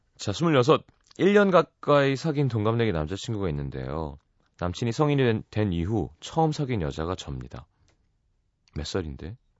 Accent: South Korea; 우리는 우리 민족의 어떤 우수함을 너무 이렇게 강요받으면서 컸잖아요

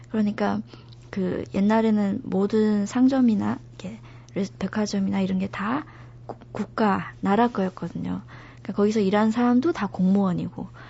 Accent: China; Korean is a second language; moved away as an adult; now in South Korea

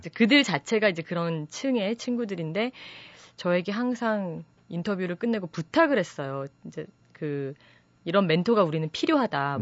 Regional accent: South Korea; 제가 한국 사람이기 때문에

